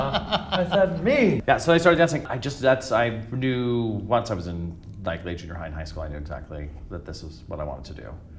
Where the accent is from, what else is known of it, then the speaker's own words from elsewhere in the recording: Orem, Utah, United States; moved away; I grew up in Utah